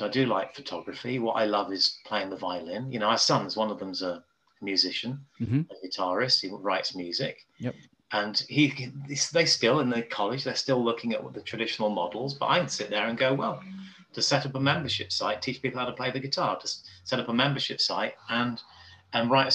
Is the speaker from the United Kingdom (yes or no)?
yes; Nottingham, Derby, South Derbyshire, East Midlands, United Kingdom; where I come from, like Nottingham, Derby, South Derbyshire